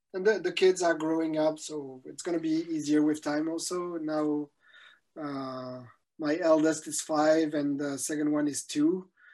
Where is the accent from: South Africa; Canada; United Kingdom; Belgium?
Belgium; I'm from Belgium